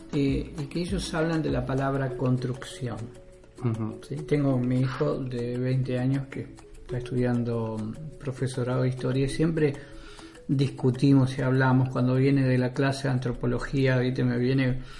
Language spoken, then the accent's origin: Spanish; Argentina; also born or lived in Chile; criado totalmente en Argentina.